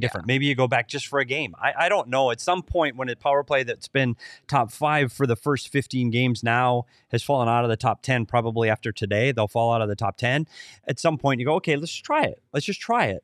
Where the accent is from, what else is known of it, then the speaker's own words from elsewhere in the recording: Minnesota, United States; my home state, Minnesota